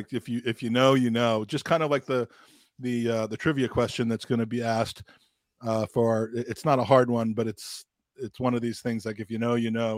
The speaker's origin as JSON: {"language": "English", "town": "Washington", "region": "District of Columbia", "country": "United States", "tie": "born or raised there", "said": "my hometown or near hometown of Washington, D.C."}